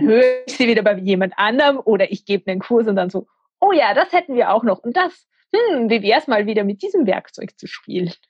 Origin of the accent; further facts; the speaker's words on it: Austria; ich bin aus der Nähe von Wien